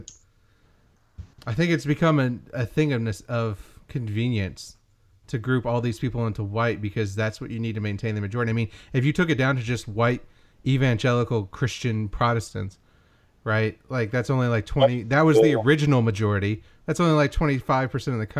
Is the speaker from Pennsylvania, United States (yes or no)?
no; Kentucky, United States; growing up in Kentucky